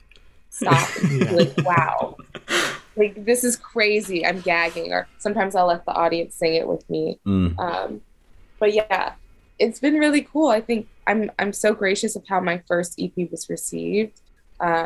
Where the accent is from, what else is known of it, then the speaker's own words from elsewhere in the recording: New York, United States; also born or lived in Los Angeles; I was born in New York